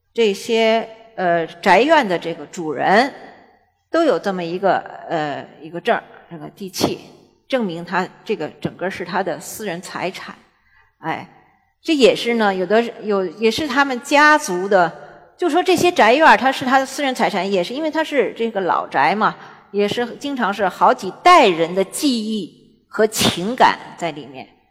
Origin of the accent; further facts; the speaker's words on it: Beijing, China; 我是蓝眼睛北京人，因为我是混血儿，中国和法国的混血，我在北京胡同里出生长大